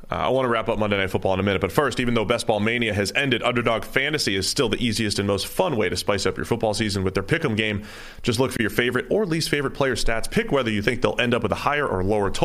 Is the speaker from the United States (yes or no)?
yes; New England, United States; because I grew up in New England